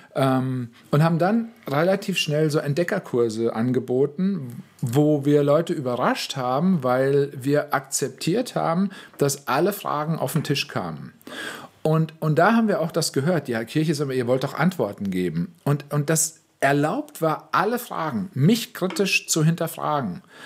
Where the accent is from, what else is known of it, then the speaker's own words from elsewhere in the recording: West Germany, Germany; moved away; als Wessi